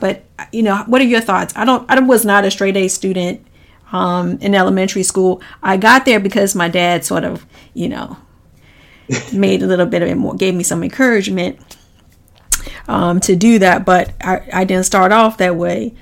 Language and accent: English; Washington, District of Columbia, United States; I grew up in Washington D.C.